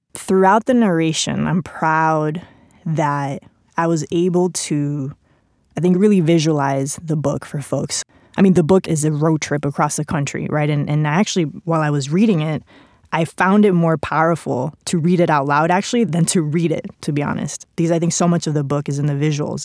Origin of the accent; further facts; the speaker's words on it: Spain; English is a second language; moved away; English is not my first language. I grew up with a Mexican dad, Cuban mom, spent pretty much my entire childhood in Spain